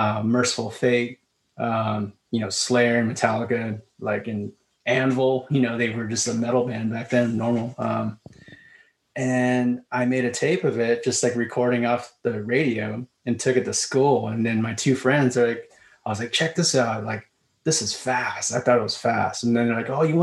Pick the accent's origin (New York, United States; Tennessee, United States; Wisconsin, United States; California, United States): California, United States; Vista; I grew up in Vista